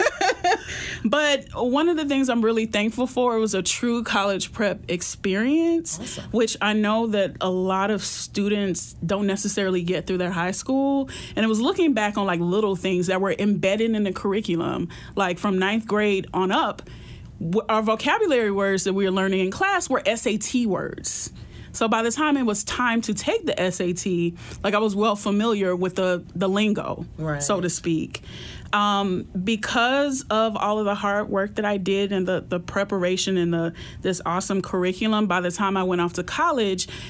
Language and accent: English; Florida, United States; moved away as an adult; also born or lived in Michigan; being born and raised in Florida